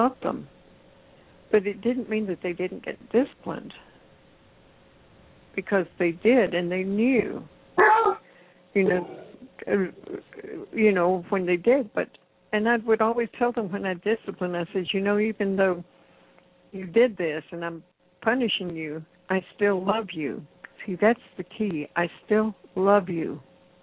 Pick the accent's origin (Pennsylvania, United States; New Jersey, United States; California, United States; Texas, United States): Texas, United States; moved away as an adult; also born or lived in Houston; I was born in Texas, grew up